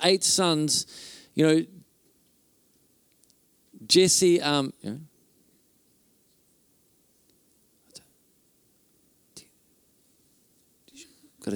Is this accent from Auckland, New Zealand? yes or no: yes; Auckland, New Zealand; now in Whangarei, New Zealand; I grew up in Auckland, but we live in Whangarei now